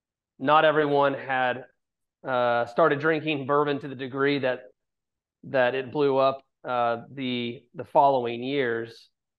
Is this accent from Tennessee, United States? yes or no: yes; Chattanooga, Tennessee, United States; also born or lived in Auburn, Alabama; founder, CEO of Chattanooga Whiskey. I was born and raised in Chattanooga, Tennessee.